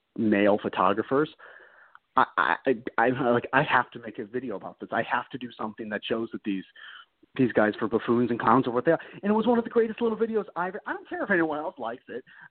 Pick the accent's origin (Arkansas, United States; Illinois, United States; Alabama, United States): Illinois, United States; Chicago; I'm from Chicago.